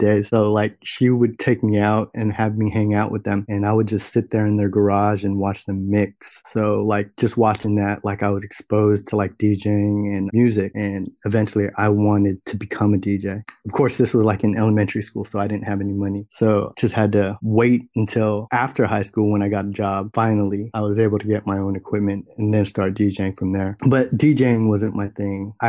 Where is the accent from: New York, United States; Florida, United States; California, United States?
California, United States; San Jose; also born or lived in Los Angeles; I'm from Silicon Valley, the Bay Area, San Jose to be exact